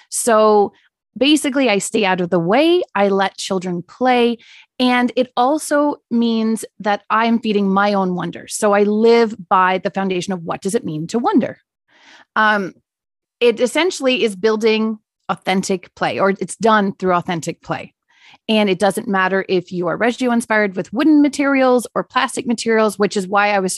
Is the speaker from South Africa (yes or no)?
yes; South Africa; now in Canada; being a child in South Africa, I guess the best way is more so to do a comparison between how I lived later on when we moved to Canada